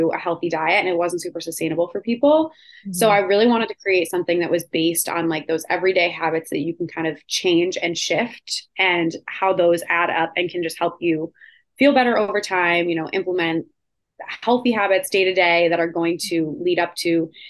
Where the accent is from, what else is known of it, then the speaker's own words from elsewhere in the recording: Rochester, New York, United States; also born or lived in Hoboken; now in Manhattan, United States; I went back to my hometown of Rochester to be with my parents